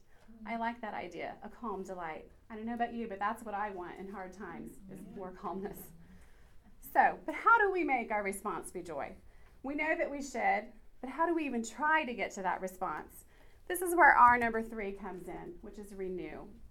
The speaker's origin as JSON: {"language": "English", "region": "Kansas", "country": "United States", "tie": "born or raised there", "moved": "as an adult", "lives_now": "Oklahoma, United States", "said": "DJ and I were both born and raised in Kansas, uh, but we moved here in Oklahoma, to Oklahoma in April of last year"}